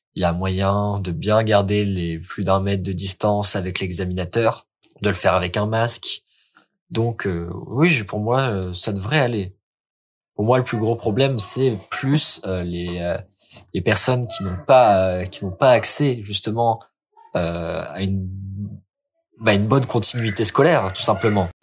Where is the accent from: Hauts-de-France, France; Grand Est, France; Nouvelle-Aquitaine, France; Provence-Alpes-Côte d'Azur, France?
Hauts-de-France, France; Lille; je suis lillois